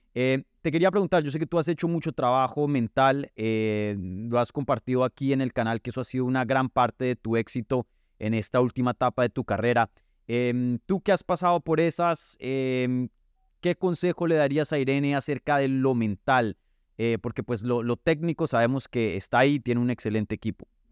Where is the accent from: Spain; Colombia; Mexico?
Colombia; Medellín, Antioquia; moved away; estuviste por mi tierrita, ¿no? Estuviste allá en, en, Medellín